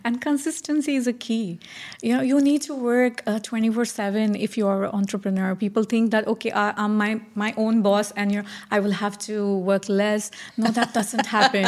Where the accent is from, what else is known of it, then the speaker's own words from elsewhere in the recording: India; moved away as an adult; now in Dubai, United Arab Emirates; I'm originally from India, uh, having said that, staying out of India for now twenty years.